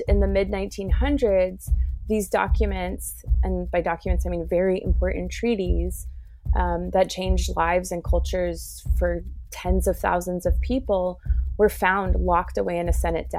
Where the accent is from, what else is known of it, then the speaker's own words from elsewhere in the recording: Tuba City, Arizona, United States; I grew up on the Navajo Reservation on the western side. I am from Tuba City, Arizona, where I grew up and where my family still lives